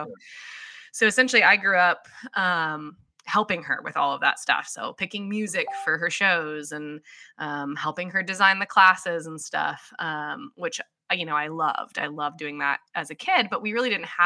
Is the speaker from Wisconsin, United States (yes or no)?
no; Radnor, Pennsylvania, United States; moved away as an adult; also born or lived in Chicago, Illinois / Midwest; now in Cedar Park, Texas, United States; I am not originally from Texas. I grew up, born and raised in Radnor, Pennsylvania.